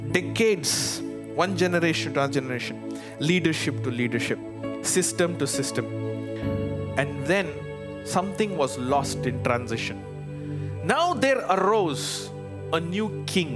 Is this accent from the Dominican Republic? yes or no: no; India; moved away as an adult; now in Chicago, United States; I'm from India